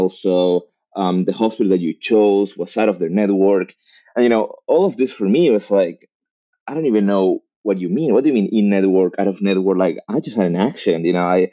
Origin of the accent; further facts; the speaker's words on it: Argentina; moved away as an adult; also born or lived in Mexico; now in Los Angeles, United States; I was born in Argentina.